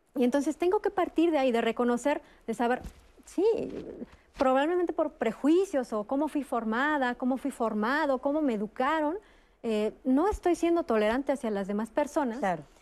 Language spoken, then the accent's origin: Spanish; Mexico; Los mexicanos somos famosos en el mundo